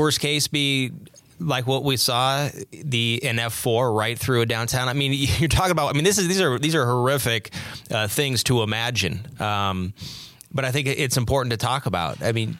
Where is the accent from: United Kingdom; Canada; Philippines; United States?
United States; West Coast; Now, I grew up on the West Coast